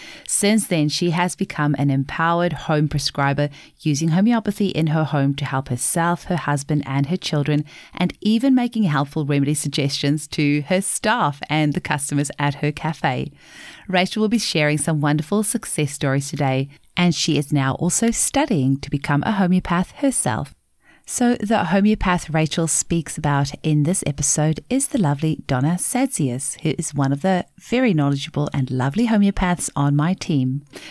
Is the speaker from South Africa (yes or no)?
yes; South Africa; first language Afrikaans; English is a second language; which in Afrikaans, my native language, means king.